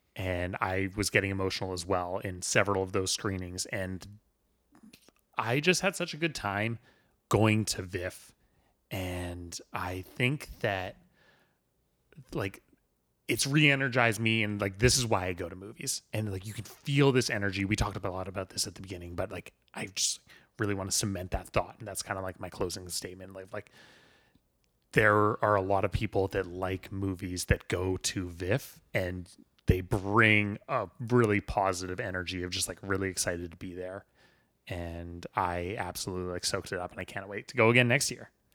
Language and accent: English; Vancouver, British Columbia, Canada; I come from the Vancouver background